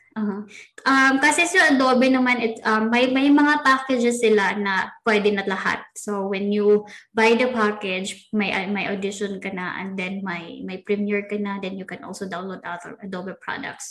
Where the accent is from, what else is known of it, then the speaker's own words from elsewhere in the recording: Philippines; we are Pinoy